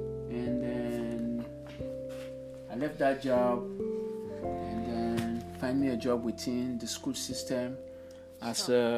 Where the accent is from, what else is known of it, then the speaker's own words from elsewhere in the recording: Sierra Leone; 1965 in Sierra Leone, where I came from, and I had 10 school in Sierra Leone.